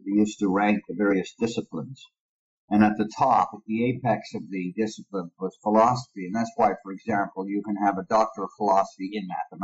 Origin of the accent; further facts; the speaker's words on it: Toronto, Ontario, Canada; also born or lived in Montreal, Quebec / Sudbury, Ontario / Australia; I grew up in Toronto, Ontario, and Montreal, Quebec.